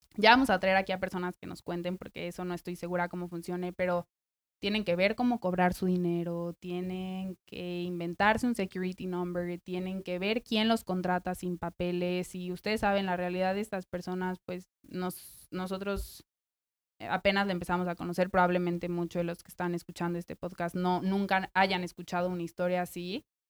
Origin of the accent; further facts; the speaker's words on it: Mexico City, Mexico; moved away as an adult; also born or lived in New York, United States; now in Nashville, United States; yo soy de México. Eh, llegué a Nashville en noviembre del año antepasado. Llevo casi un año y medio aquí. Y bueno, básicamente lo que pasó fue, yo había vivido en México toda mi vida